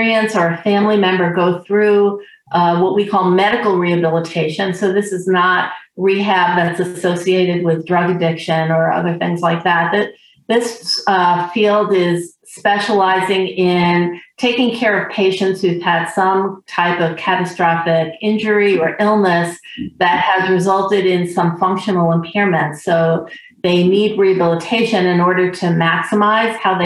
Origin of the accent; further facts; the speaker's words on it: New York City, New York, United States; moved away as an adult; also born or lived in Philadelphia; now in Maine, United States; I grew up in New York City in Queens, one of the boroughs of the city